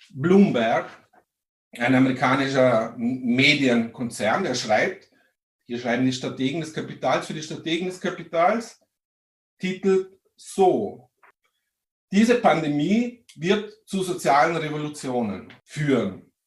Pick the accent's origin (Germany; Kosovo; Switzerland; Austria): Austria; Vorarlberg; Vielleicht hört man es, ich komme aus Vorarlberg, auch dort wurde der 1. Mai 1890 das erste Mal begangen.